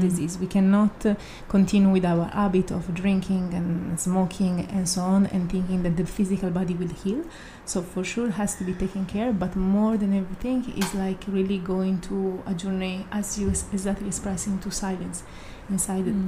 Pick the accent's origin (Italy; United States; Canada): Italy; moved away; I'm from Italy